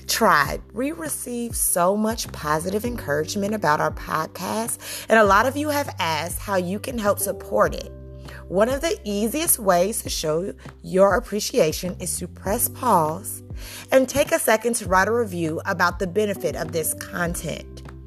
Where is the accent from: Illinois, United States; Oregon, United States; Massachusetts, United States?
Illinois, United States; Chicago; I'm a Chicagoan in the United States